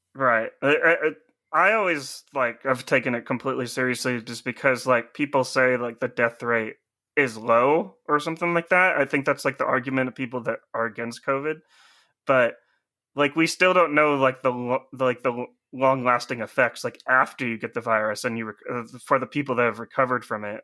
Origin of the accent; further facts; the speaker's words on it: United States; being an American